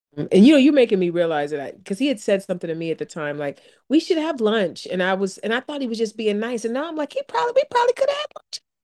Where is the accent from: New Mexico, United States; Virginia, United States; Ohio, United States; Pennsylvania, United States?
Ohio, United States; East Cleveland; moved away; I grew up in East Cleveland in Warrensville